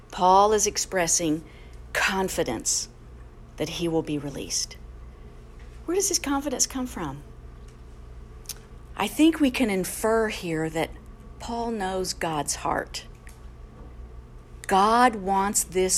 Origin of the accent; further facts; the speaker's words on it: United States; We're proud American citizens